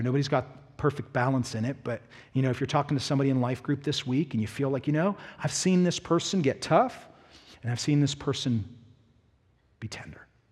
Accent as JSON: {"language": "English", "town": "Pittsburgh", "region": "Pennsylvania", "country": "United States", "tie": "born or raised there", "also_born_or_lived": "the South (US)", "moved": "yes", "said": "I'm from Pittsburgh."}